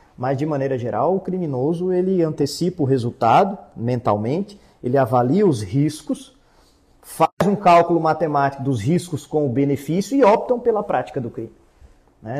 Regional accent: Brasília, Federal District, Brazil; accent: brasiliense; moved away as an adult; also born or lived in Paraná; now in Santa Catarina, Brazil; eu, apesar de ser nascido e criado em Brasília, eu já estou aqui agora em Santa Catarina, já vai fazer 13 anos

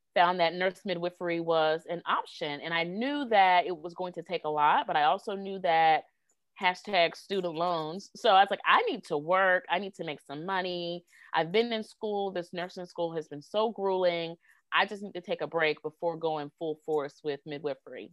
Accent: Greenville, South Carolina, United States; my hometown of Greenville, South Carolina

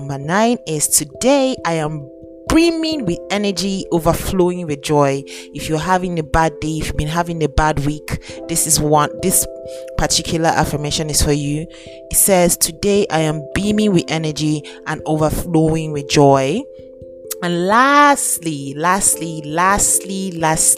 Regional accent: Nigeria; I'm Nigerian. I'm currently in Nigeria as I am currently making this podcast.

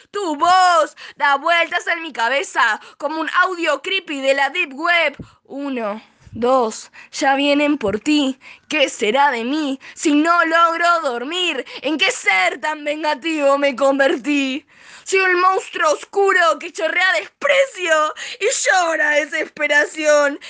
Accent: Zona Norte, Buenos Aires Province, Argentina; soy de Zona Norte, Buenos Aires

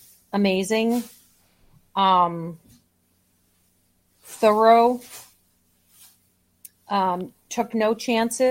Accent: Boston, Massachusetts, United States; also born or lived in Chicagoland, Illinois; now in Chicago, United States; I was born and brought up in Boston

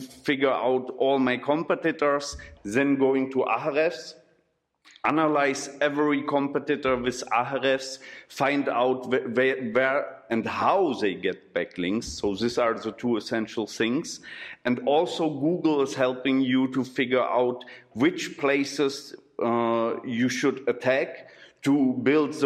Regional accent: Berlin, Germany; English is a second language; moved away as an adult; also born or lived in Czech Republic; now in Brno, Czech Republic; I'm coming from Berlin, and I'm here from 2007 in the Czech Republic

